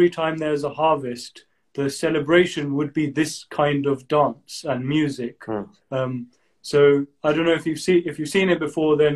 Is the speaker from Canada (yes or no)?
no; United Kingdom; And um, so we yeah we're born and brought up in the UK. We're of Indian origin, and uh, our ethnicity is Punjabi.